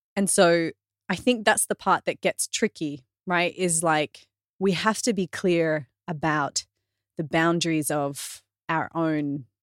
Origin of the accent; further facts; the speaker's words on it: Australia; I'm Australian